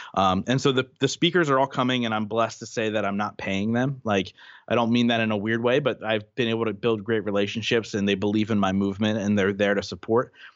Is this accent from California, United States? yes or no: no; Reading, Pennsylvania, United States; my hometown